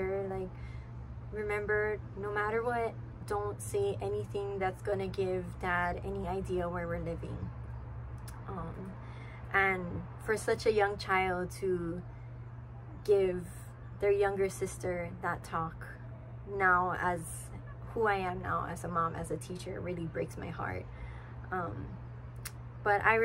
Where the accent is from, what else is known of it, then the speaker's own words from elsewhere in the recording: Hilo, Hawaii, United States; I was born and raised in Hilo on the Big Island in a big family.